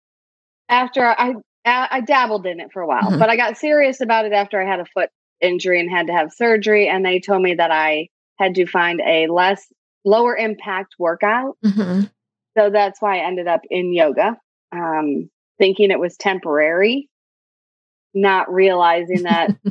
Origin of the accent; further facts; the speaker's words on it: Michigan, United States; moved away as an adult; now in Nashville, United States; I live in Nashville, Tennessee. I am originally from Michigan, but I have officially been in Tennessee longer than I was in Michigan